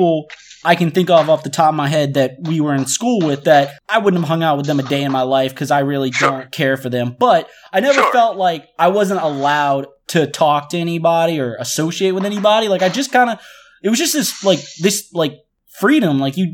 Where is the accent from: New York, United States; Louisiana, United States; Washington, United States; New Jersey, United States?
Louisiana, United States; New Orleans; we're both from New Orleans